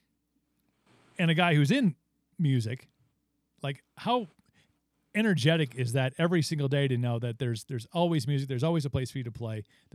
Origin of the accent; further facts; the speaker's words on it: Wisconsin, United States; I'm from Wisconsin